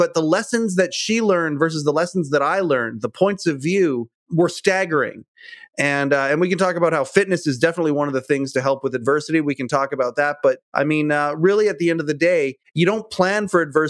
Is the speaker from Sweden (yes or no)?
no; Western Canada, Canada; I'm from Western Canada.